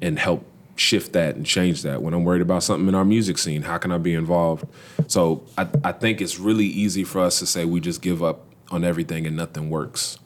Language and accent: English; Louisville, Kentucky, United States; born, raised, and proudly still living in the west end of Louisville. I'm originally from the Parkland neighborhood